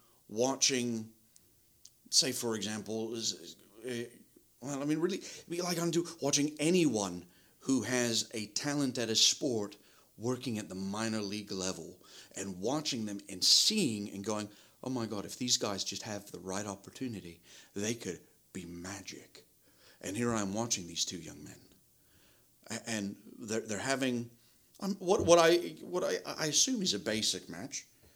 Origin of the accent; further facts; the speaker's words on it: Kingston upon Thames, London, United Kingdom; No, I'm from Kingston-upon-Thames, which is a borough of London.